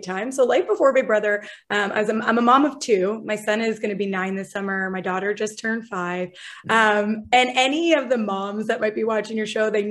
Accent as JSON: {"language": "English", "town": "LaSalle", "region": "Ontario", "country": "Canada", "tie": "born or raised there", "moved": "as an adult", "said": "I was born in LaSalle, Ontario. I was raised in LaSalle, Ontario."}